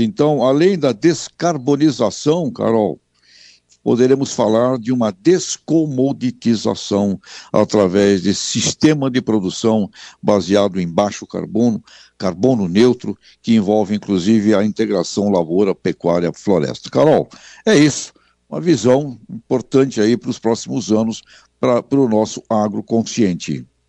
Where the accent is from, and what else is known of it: Brazil